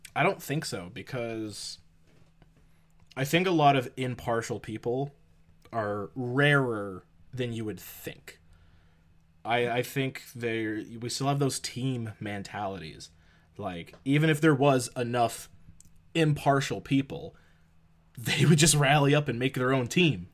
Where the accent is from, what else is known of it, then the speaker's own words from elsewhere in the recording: Canada; we're Canadian